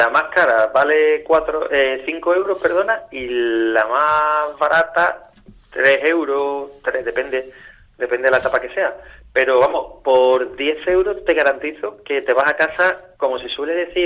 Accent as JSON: {"language": "Spanish", "town": "Málaga", "region": "Andalusia", "country": "Spain", "tie": "born or raised there", "also_born_or_lived": "Seville", "said": "nací en Sevilla pero crío en Málaga. Mi familia que es de Córdoba"}